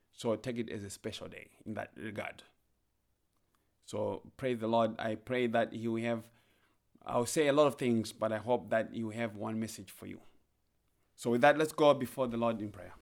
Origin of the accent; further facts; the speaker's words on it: Zimbabwe; now in Ohio, United States; I grew up in Zimbabwe. I, I'm from Zimbabwe. I grew up in the rural areas in Zimbabwe